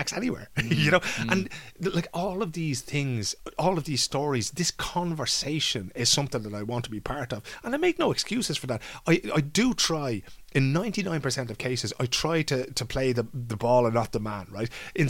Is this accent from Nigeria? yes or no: no; Dublin, Leinster, Ireland; When I was a kid growing up in Dunnycarney, my grandparents lived around the corner